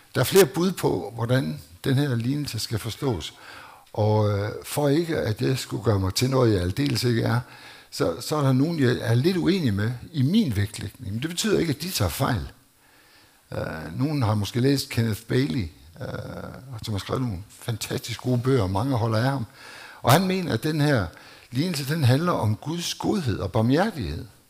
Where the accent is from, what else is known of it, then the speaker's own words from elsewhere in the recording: Denmark; jeg voksede op i Danmark